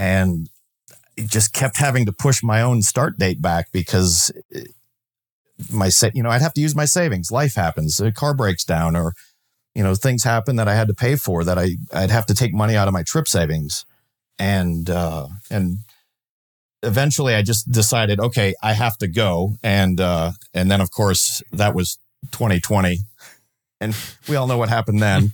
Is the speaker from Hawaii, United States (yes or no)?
no; Minnesota, United States; I grew up in Minnesota, and when I moved out of my parents' house, I moved into a rural part of the state